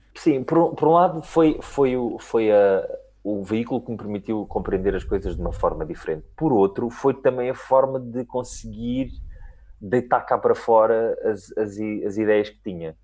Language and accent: Portuguese; Lisbon, Portugal; eu mal ou bem sou muito lisboeta e tive uma educação muito lisboeta.